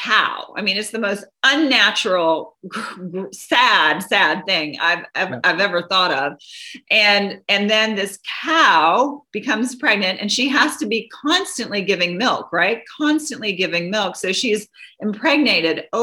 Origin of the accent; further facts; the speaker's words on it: Doraville, Georgia, United States; I grew up in Doraville, Georgia, you know, small city in Georgia